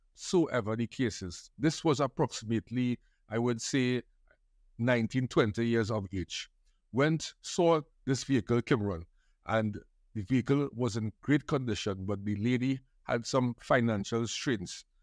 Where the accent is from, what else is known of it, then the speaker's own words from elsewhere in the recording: Trinidad & Tobago; I grew up in Trinidad, to be exact, in Trin-, City Giriá, which is close to the airport and Trinity Mall